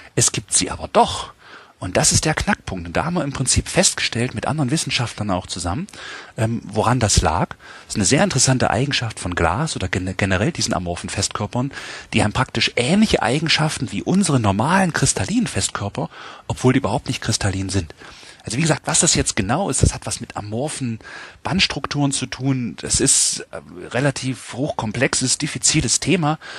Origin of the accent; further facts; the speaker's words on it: Halle, Saxony-Anhalt, Germany; now in Jena, Germany; ich komme wie gesagt aus Hallander Saale, es ist in Sachsen-Anhalt, Ostdeutschland